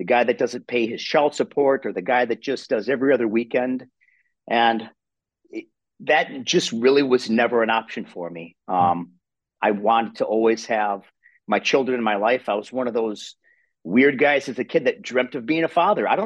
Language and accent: English; Wisconsin, United States; accent: Wisconsin accent; I'm from Wisconsin. And they say, you know, we have that Wisconsin accent. So I come from a small rural town in Wisconsin, born and raised